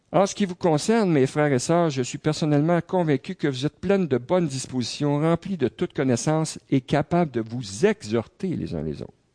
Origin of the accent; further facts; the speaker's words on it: Quebec, Canada; en tant que Québécois, en tant que Canadien